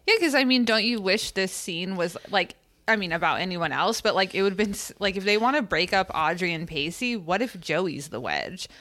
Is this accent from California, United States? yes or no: yes; California, United States; we're from California